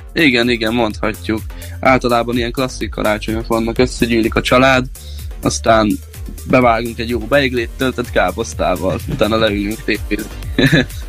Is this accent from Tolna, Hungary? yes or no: no; Kevermes, Békés, Hungary; moved away as an adult; now in Szeged, Hungary; körülbelül egy három éve költöztem ide, illetve itt eh, születtem.